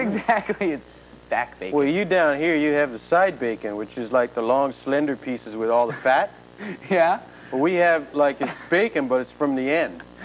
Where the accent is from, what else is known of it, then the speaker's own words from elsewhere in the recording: Toronto, Ontario, Canada; I grew up in Toronto, which is like downtown Canada.